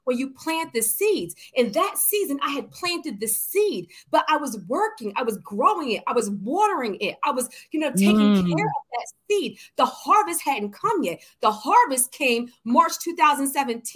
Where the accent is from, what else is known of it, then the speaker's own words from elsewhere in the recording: Philadelphia, Pennsylvania, United States; I'm from Philly